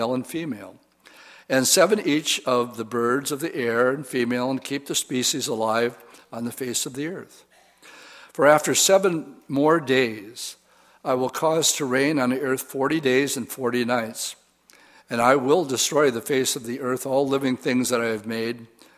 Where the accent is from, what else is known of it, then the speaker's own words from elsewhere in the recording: Wisconsin, United States; I said boat, because I'm from Wisconsin